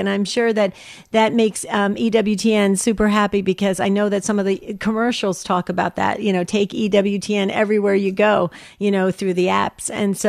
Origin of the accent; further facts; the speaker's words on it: New Jersey, United States; I was born and raised in New Jersey